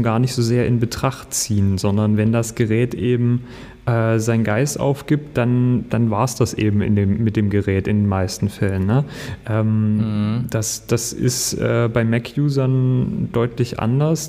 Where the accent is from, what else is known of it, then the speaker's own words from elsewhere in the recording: Ore Mountains, Saxony, Germany; also born or lived in Leipzig; now in Berlin, Germany; Ich bin aus dem Erzgebirge